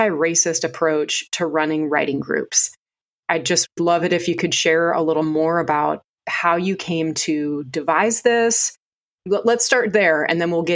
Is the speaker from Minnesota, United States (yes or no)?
yes; Minnesota, United States; now in North Carolina, United States; I grew up in Minnesota, but I've been here for over 20 years.